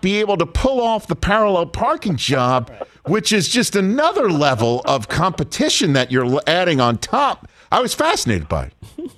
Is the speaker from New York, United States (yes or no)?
yes; New York, United States; I'm a New Yorker.